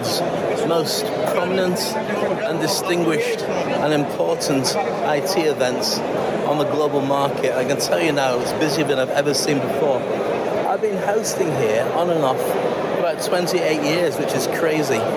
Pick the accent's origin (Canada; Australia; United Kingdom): United Kingdom; moved away as an adult; now in Dubai, United Arab Emirates; I am a Brit. I'm fiercely proud to be a Brit.